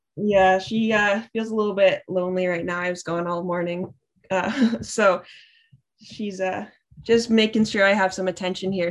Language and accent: English; Thunder Bay, Ontario, Canada; I'm from Thunder Bay, so there's not much to do up there